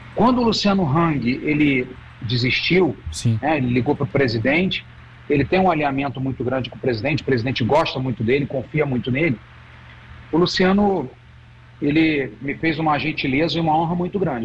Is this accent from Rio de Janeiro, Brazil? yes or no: yes; Rio de Janeiro, Brazil; accent: carioca; now in Santa Catarina, Brazil; apesar do meu sotaque carioca. eu já eu moro em Santa Catarina desde a, desde a década de 90.